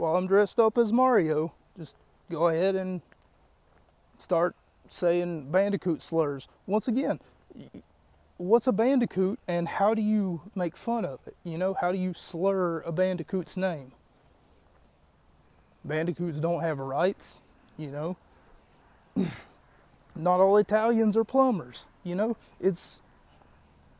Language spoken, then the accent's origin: English; West Virginia, United States; my hometown of West Virginia